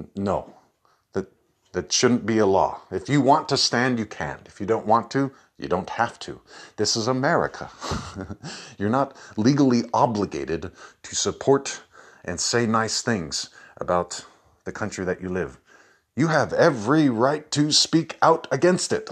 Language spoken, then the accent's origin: English; United States; as an American